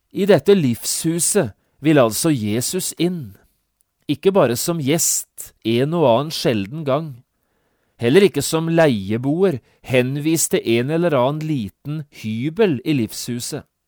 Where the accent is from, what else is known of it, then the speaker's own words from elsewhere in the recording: Norway; vi er nordmenn og vi tenker som nordmenn